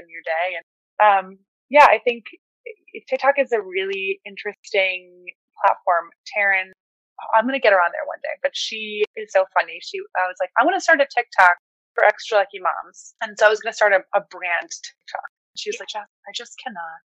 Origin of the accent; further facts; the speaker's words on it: Sweden; moved away; I was born in Sweden.